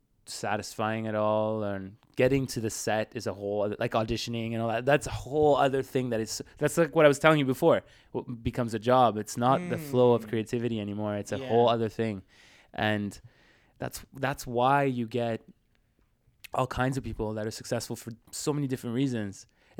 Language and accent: English; Switzerland; now in Canada; I came from Switzerland, so I was already like there.